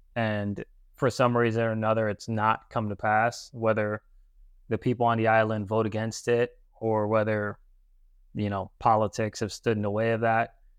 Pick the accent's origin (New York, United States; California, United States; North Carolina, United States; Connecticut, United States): Connecticut, United States; New Haven; moved away as an adult; now in Florida, United States; I grew up in New Haven, Connecticut